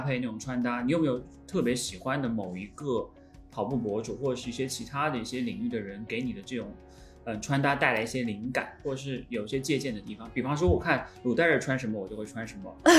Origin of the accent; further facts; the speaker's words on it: Hunan, China; 因为我是湖南人